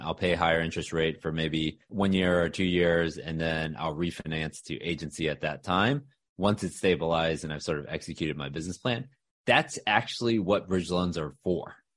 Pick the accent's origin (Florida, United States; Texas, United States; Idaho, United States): Texas, United States; Houston; also born or lived in Austin, Texas; now in Dallas, United States; I'm a Texas guy. So born and raised in Houston